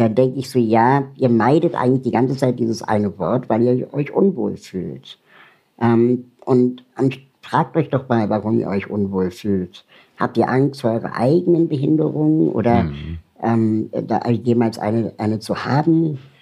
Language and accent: German; Berlin, Germany; ich komme aus Berlin